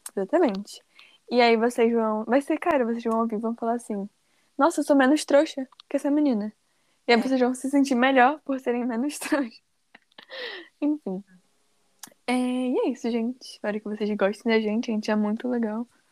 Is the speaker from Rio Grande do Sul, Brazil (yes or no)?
no; Rio de Janeiro, Brazil; sou do Rio de Janeiro. Moro em Campo Grande, uma cidade grande daqui. Carioca carioca